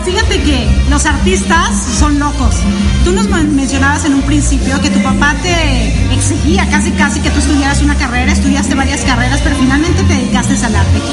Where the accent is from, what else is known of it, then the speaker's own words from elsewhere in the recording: Mexico; yo soy mexicana